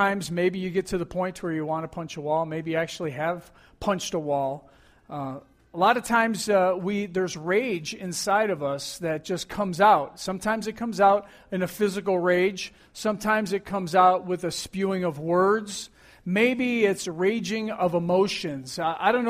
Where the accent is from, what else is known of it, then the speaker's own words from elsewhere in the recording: Buffalo, New York, United States; as a teenager growing up in Buffalo, New York